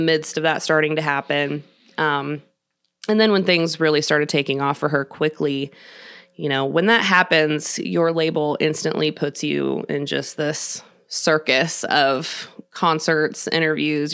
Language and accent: English; Kansas City, Missouri, United States; also born or lived in Nashville, Tennessee; I was born and raised here in Kansas City.